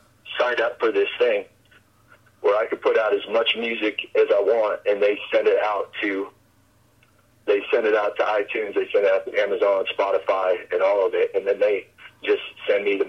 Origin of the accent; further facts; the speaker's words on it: Aberdeen, Washington, United States; also born or lived in western United States; I lived in Aberdeen for, you know, most of my growing up